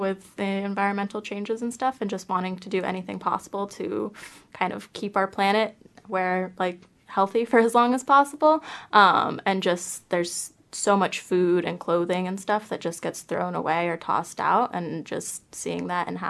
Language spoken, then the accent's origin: English; Southern California, United States; moved away as an adult; now in New Zealand; I'm from California, so Southern California is where my home base is